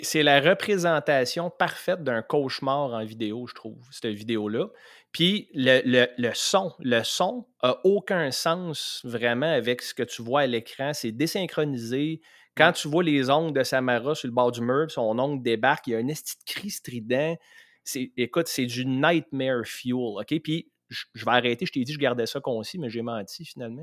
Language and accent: French; Saint-Eustache, Quebec, Canada; on vient tous les deux de Saint-Eux